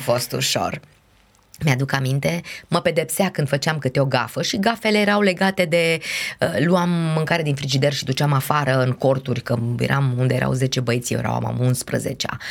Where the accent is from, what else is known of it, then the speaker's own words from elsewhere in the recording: Brașov, Brașov County, Romania; moved away as an adult; sunt brașoveancă, după cum bine știi, și am locuit destul de aproape de o cale ferată.